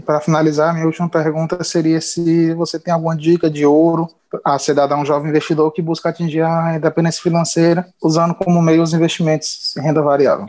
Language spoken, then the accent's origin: Portuguese; Fortaleza, Ceará, Brazil; Sou de Fortaleza, Ceará